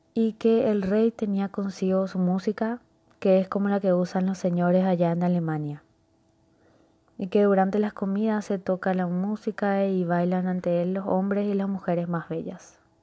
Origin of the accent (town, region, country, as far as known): Paraguay